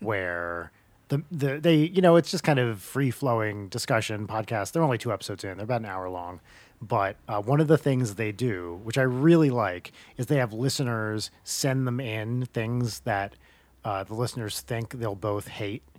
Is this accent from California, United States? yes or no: no; New Jersey, United States; I grew up in North Jersey